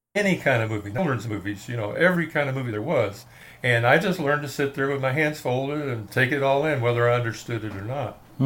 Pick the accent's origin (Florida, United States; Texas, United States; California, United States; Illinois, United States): Texas, United States; Fort Worth; also born or lived in Detroit, Michigan; I was raised in Fort Worth, Texas. I was born in Detroit, Michigan